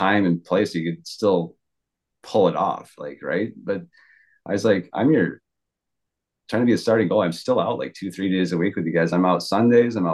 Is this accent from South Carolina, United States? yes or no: no; East Lansing, Michigan, United States; it was my hometown